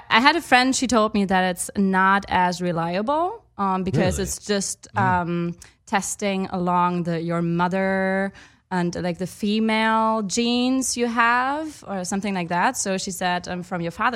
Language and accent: English; Munich, Bavaria, Germany; moved away as an adult; also born or lived in Heppenheim, Hesse, Germany / Chile; now in Los Angeles, United States; Born and raised in Germany.